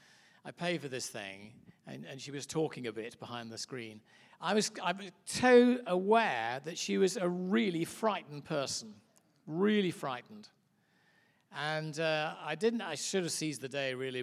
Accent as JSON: {"language": "English", "region": "England", "country": "United Kingdom", "said": "As you can hear by my accent, I'm obviously from a little place called Mud Island, which is England"}